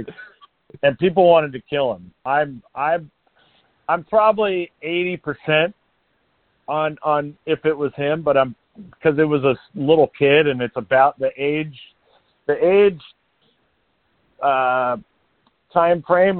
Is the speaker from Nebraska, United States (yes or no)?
yes; Nebraska, United States; I grew up in Nebraska playing Colorado